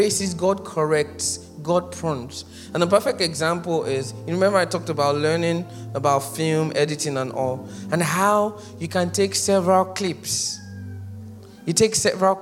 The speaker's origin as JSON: {"language": "English", "country": "Nigeria", "tie": "born or raised there", "said": "being born a Nigerian and haven't lived here for a while"}